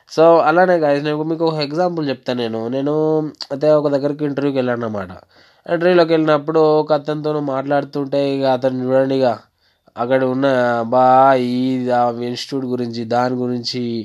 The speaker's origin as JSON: {"language": "Telugu", "area": "West Godavari district", "region": "Andhra Pradesh", "country": "India", "said": "నేను పశ్చిమ గోదావరి జిల్లా నుంచి వచ్చాను"}